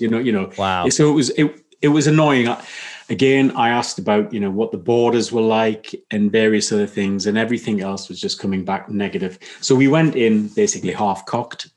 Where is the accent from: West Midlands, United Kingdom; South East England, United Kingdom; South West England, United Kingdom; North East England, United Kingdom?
North East England, United Kingdom; Newcastle upon Tyne; I was born up in Newcastle, which um, is predominantly a, a mining town.